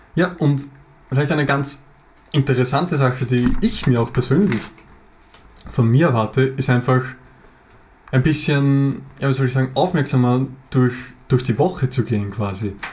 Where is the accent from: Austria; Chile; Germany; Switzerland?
Austria; Lower Austria; Wir sind aus Österreich, wie man es wahrscheinlich hören kann